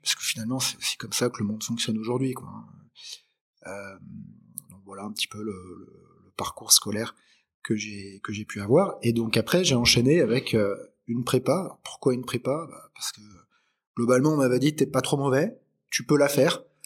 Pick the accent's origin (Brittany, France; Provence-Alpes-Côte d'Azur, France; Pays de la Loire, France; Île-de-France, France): Provence-Alpes-Côte d'Azur, France; Aix-en-Provence; also born or lived in Lyon / Paris; Je suis arrivé en fait à Aix-en-Provence parce que mon père a développé une entreprise en fait euh, ici